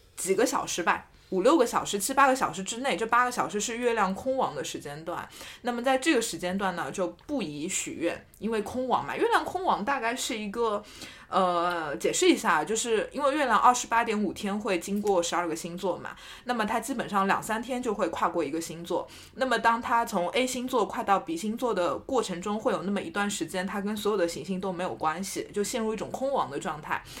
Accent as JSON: {"language": "Chinese", "country": "China", "said": "我们中国人"}